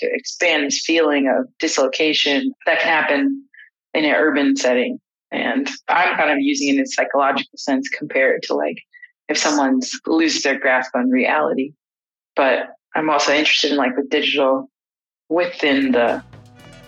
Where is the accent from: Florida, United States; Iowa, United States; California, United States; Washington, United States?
California, United States; Los Angeles; I grew up in Los Angeles